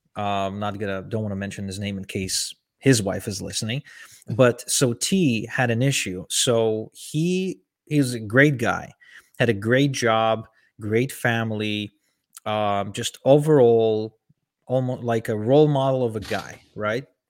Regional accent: Ukraine; moved away; also born or lived in Israel; I was born and raised in Ukraine

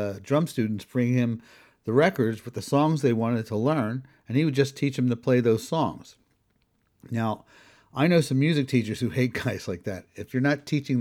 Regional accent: Philadelphia, Pennsylvania, United States; I grew up in Northeast Philadelphia

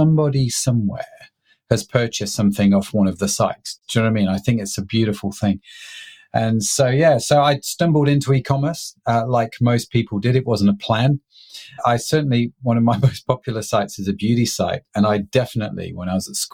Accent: United Kingdom; I'm a British middle-class guy

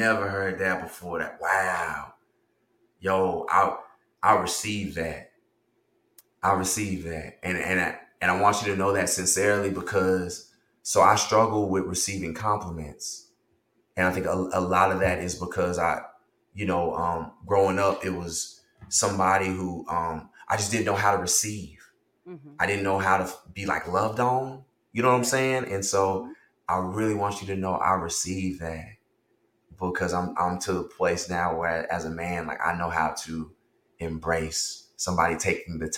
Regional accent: the South, Texas, United States; a young boy growing up in the South

